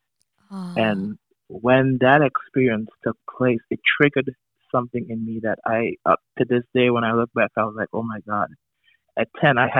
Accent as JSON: {"language": "English", "country": "Trinidad & Tobago", "said": "I'm originally from Trinidad and Tobago"}